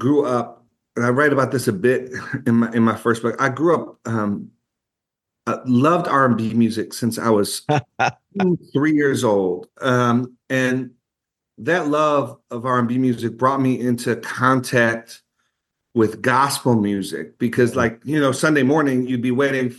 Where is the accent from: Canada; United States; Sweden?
United States; Buffalo, New York; we're from Buffalo, New York